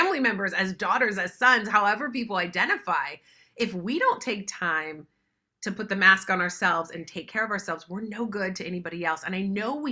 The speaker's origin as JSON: {"language": "English", "region": "West Virginia", "country": "United States", "tie": "born or raised there", "moved": "yes", "lives_now": "Los Angeles, United States", "said": "I grew up in West Virginia in the mountains"}